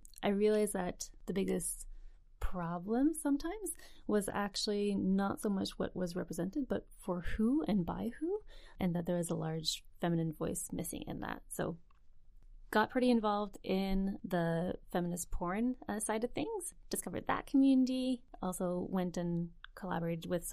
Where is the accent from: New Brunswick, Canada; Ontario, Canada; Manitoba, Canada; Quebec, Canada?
New Brunswick, Canada; moved away as an adult; also born or lived in Montreal; now in Vancouver, Canada; Grew up in New Brunswick and then headed to Montreal after university.